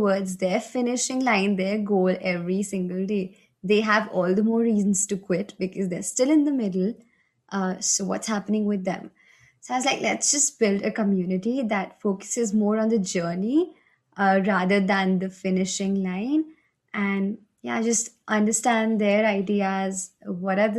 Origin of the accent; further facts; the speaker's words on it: India; I'm from India